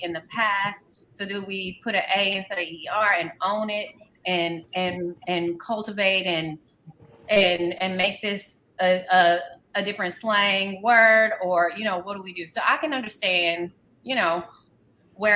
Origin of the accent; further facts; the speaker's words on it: the South, United States; we're from the South